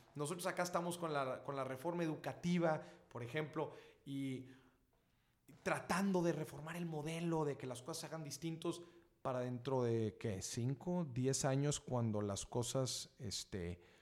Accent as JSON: {"language": "Spanish", "country": "Mexico", "said": "yo, como buen mexicano"}